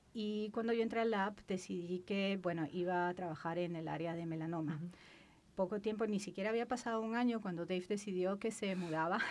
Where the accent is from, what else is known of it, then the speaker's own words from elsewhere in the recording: Lima, Peru; moved away as an adult; Yo soy de Lima, la capital del Perú. Nací y mm. crecí ahí, viví casi la mitad de mi vida allá.